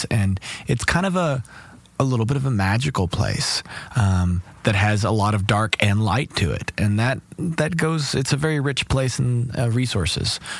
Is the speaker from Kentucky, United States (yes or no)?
yes; Lexington, Kentucky, United States; I grew up in Kentucky. I was around a lot of bluegrass music and a family that loved R&B music, and I studied classical cello.